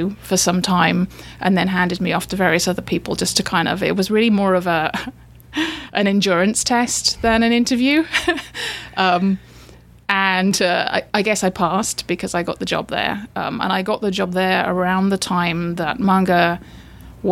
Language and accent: English; England, United Kingdom; moved away; as you can probably tell, I'm from England.